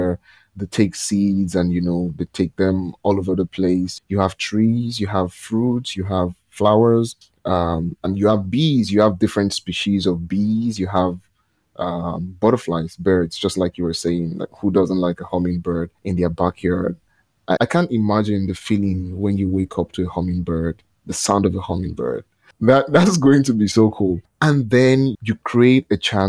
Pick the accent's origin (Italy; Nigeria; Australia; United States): Nigeria; Lagos; I'm from Nigeria